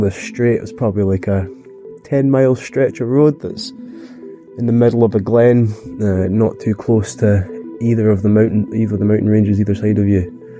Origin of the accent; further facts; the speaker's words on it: Glencoe, Scotland, United Kingdom; I'm from Glencoe, the west coast of Scotland, in the Highlands.